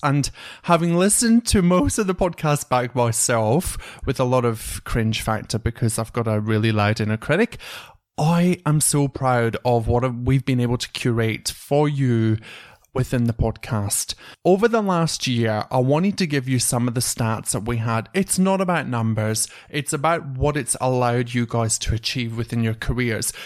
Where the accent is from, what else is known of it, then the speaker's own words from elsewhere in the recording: Scotland, United Kingdom; now in Australia; from Scotland